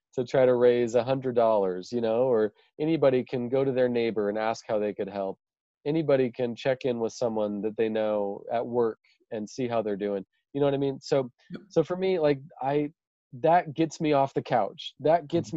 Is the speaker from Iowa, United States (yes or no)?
no; Idaho, United States; also born or lived in Kenya; i just live here in my hometown in in idaho in the us